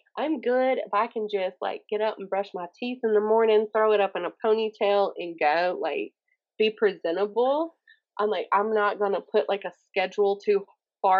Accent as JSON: {"language": "English", "area": "the South", "region": "Southern United States", "country": "United States", "accent": "Southern", "said": "my Southern accent"}